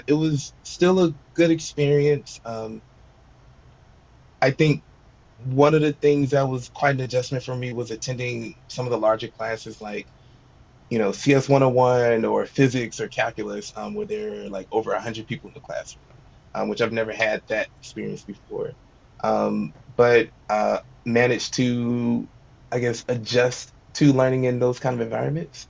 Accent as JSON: {"language": "English", "town": "St. Louis", "region": "Missouri", "country": "United States", "tie": "born or raised there", "said": "I am originally from St. Louis"}